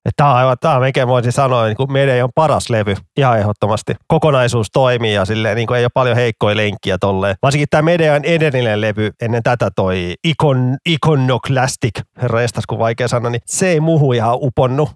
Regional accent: Vantaa, Uusimaa, Finland; mun kotikulmilla Koivukylässä

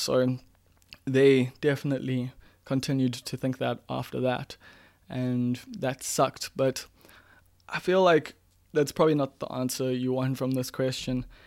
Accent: Umbilo, KwaZulu-Natal, South Africa; growing up in Mbilo

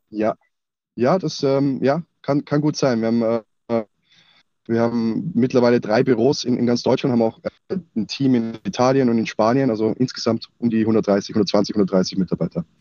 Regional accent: Austria; now in Munich, Germany; ich bin eigentlich Österreicher. Ähm, das heißt also, meine, meine Nähe zum F C Bayern ist eigentlich nur durch meinen Zuzug, äh, oder, ja, meinen Umzug nach, nach München gegeben.

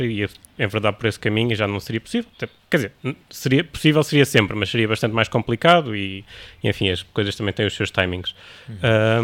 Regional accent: Lisbon, Portugal; eu não sou do Porto, portanto voltei para Lisboa

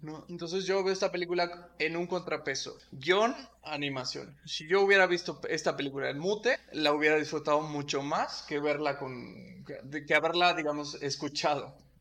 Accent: Michoacán, Mexico; crecimos en Michoacán

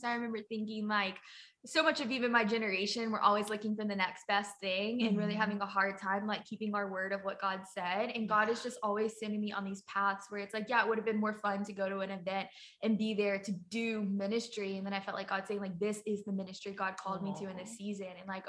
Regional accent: Southwest Louisiana, United States; moved away as an adult; now in Huntington Beach, United States; But I'm from Louisiana, but I live in California. I live in Huntington Beach, California. It is beautiful there. Definitely different than what I was raised in the middle of the country in Louisiana.

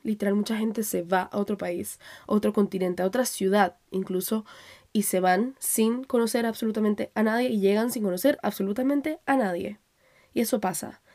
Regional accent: Panama; moved away; also born or lived in Colombia; salir de Panamá, que era donde yo vivía antes, donde me, donde me crié, eh, porque yo nací en Colombia

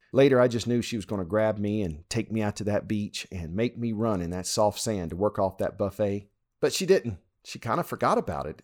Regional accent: Louisiana, United States; When I was growing up in Louisiana

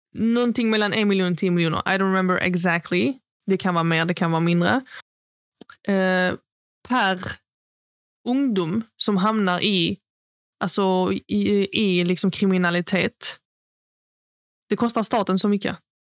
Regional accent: Sweden; vilka vi växte upp med i Fagringen

